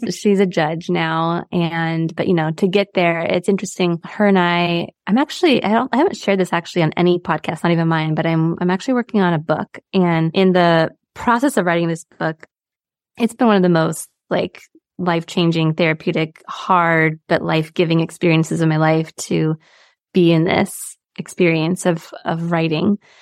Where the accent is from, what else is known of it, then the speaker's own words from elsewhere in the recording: San Diego, California, United States; I, I grew up in San Diego, right by the border